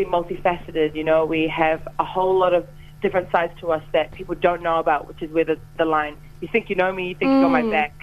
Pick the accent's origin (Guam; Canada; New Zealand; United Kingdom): New Zealand; a Samoan person, a person of color, growing up in New Zealand